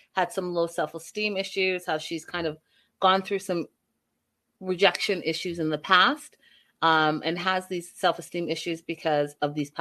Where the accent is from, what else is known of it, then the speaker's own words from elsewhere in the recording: Canada; I'm Canadian